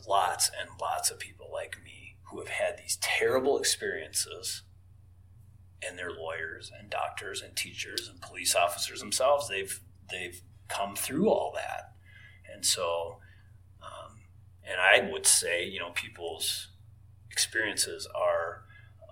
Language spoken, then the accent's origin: English; Paynesville, Minnesota, United States; my hometown in Painesville